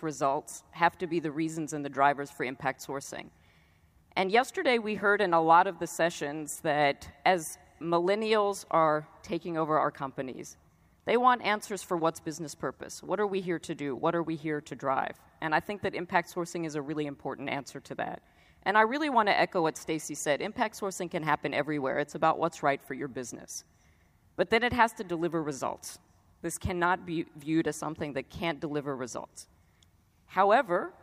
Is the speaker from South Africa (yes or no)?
yes; South Africa